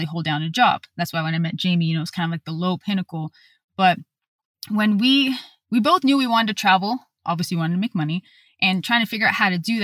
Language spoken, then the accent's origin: English; California, United States; moved away as an adult; also born or lived in Texas; We're from California, used to good weather